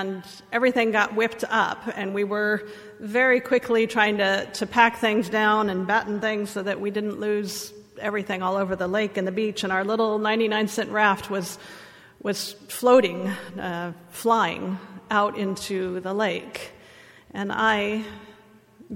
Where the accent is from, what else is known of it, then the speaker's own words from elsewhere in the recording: Southern California, United States; I grew up here in Southern California